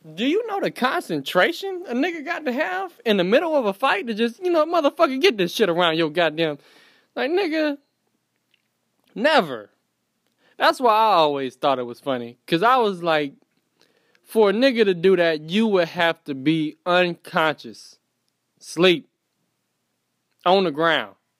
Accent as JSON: {"language": "English", "town": "Fayetteville", "region": "North Carolina", "country": "United States", "tie": "born or raised there", "also_born_or_lived": "Florida", "said": "Born in Florida, raised in Fayetteville, North Carolina. From North Carolina."}